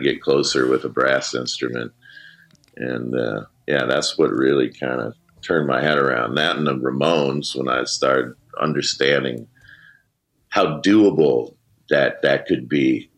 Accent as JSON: {"language": "English", "town": "Minneapolis", "region": "Minnesota", "country": "United States", "tie": "born or raised there", "said": "we were growing up in Minneapolis"}